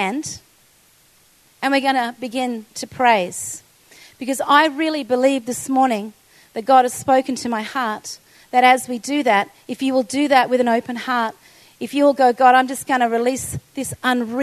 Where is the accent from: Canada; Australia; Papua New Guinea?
Australia; as an Australian